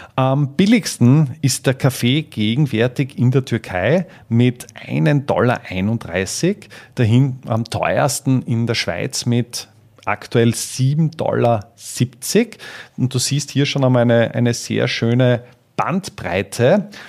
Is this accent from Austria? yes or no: yes; Austria; bei uns in Österreich